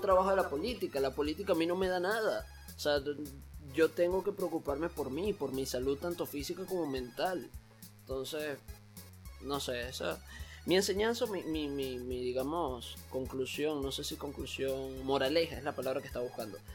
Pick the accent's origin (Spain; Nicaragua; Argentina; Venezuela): Venezuela; moved away as an adult; now in Panama; mientras viví en Venezuela y todos mis últimos años en Venezuela